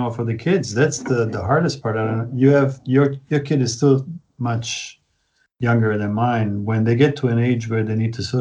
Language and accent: English; Naples, Campania, Italy; English is a second language; also born or lived in San Francisco / Milan; now in Berlin, Germany; I was born in Naples, Italy